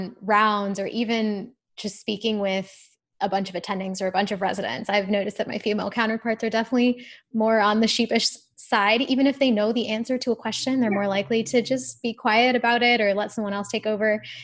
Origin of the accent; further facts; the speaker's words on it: Ohio, United States; moved away; I am from Ohio originally